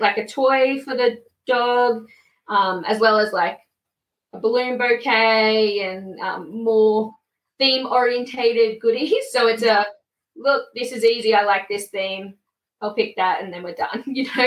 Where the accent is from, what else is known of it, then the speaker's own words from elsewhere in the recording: Queensland, Australia; now in Melbourne, Australia; I'm originally from Queensland, but I'm living in Melbourne.